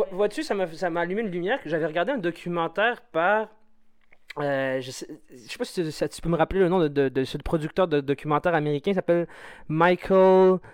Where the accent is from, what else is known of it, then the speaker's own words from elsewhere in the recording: Algeria; now in Quebec, Canada; mes racines sont en Algérie et mes feuilles sont ici